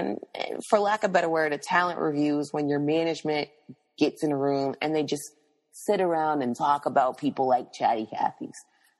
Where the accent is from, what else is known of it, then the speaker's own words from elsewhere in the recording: Tennessee, United States; also born or lived in Florida / Pennsylvania / New Jersey; now in South Florida, United States; But, you know, I'm from Tennessee, went to school in Florida, lived in Pennsylvania and New Jersey before moving to South Florida, because Tallahassee and South Florida are two different places in the world.